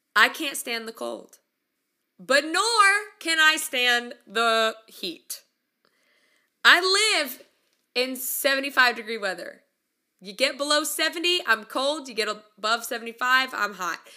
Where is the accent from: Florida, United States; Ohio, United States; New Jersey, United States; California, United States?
California, United States; moved away as an adult; also born or lived in Oklahoma / Midwest South; I'm from California